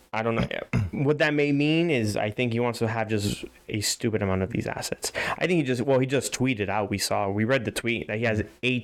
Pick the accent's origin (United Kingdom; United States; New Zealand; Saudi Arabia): United States; Miami, Florida; we are from Miami